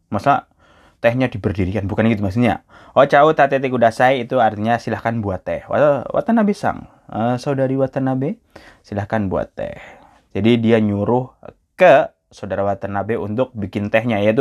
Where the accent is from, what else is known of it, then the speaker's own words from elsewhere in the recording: Java, Indonesia; orang Indonesia orang Jawa kayak saya kan orang Jawa